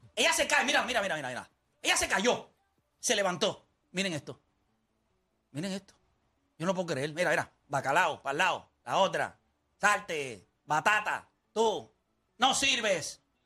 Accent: Puerto Rico; somos puertorriqueños

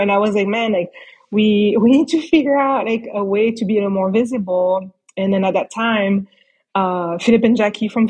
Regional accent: France; moved away as an adult; I grew up in France

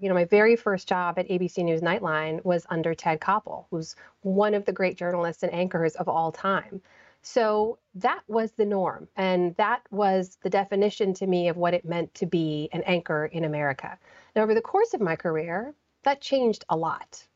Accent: United States; growing up in the United States

